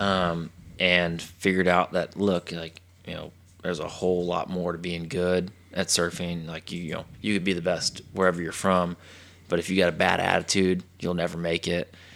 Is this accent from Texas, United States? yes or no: yes; Texas, United States; from Texas.